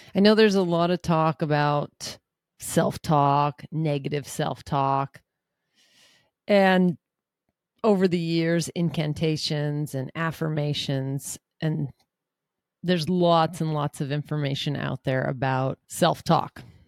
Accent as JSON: {"language": "English", "town": "Seattle", "region": "Washington", "country": "United States", "said": "I'm from Seattle"}